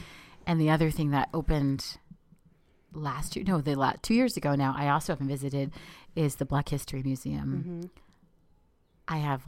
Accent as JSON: {"language": "English", "region": "Maryland", "country": "United States", "moved": "as an adult", "lives_now": "California, United States", "said": "I'm originally from the Maryland, D.C. area."}